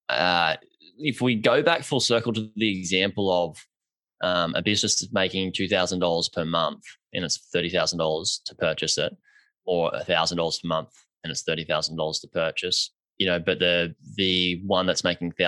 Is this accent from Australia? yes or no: yes; Australia; I'm Australian